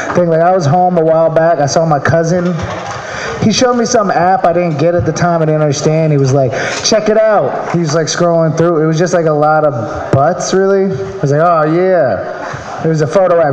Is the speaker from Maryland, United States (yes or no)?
yes; Maryland, United States; moved away; I'm from Maryland